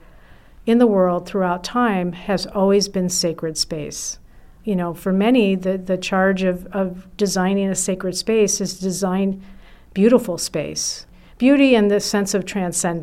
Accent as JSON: {"language": "English", "town": "Milan", "region": "Lombardy", "country": "Italy", "tie": "born or raised there", "also_born_or_lived": "Notre Dame", "moved": "yes", "lives_now": "Minneapolis, United States", "said": "Growing up in Italy had a profound impact on me"}